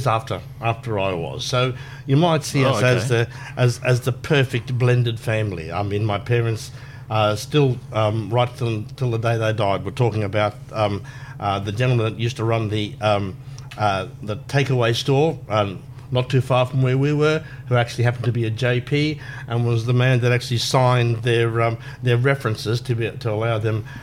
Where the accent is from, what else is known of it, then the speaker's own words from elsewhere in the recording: Brisbane, Queensland, Australia; I was born and raised in Brisbane, went to school here